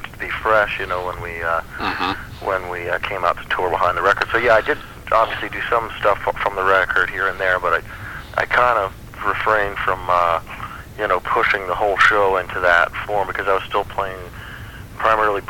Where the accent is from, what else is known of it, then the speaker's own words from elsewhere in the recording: Atlanta, Georgia, United States; also born or lived in Philadelphia, Pennsylvania; I was born in Philadelphia, and I was still living in that area, but pretty much immediately after our, well, I guess halfway, I guess I was about 9 and a half when we moved to Atlanta.